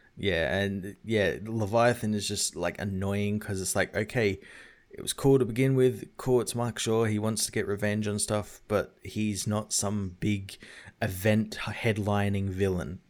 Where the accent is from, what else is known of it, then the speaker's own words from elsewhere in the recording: Australia; as an Australian